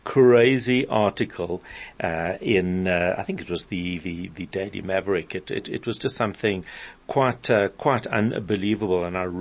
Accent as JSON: {"language": "English", "country": "South Africa", "said": "As a South African Jew, as a person who's quite involved with community"}